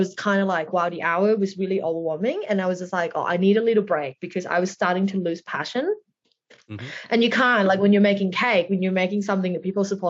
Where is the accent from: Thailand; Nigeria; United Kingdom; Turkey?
Thailand; moved away as an adult; also born or lived in Bangkok; now in Melbourne, Australia; So I grew up in Thailand